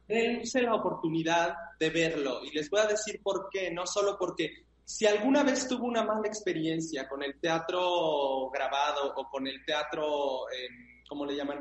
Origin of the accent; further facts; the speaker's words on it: Mexico; en mi país, en México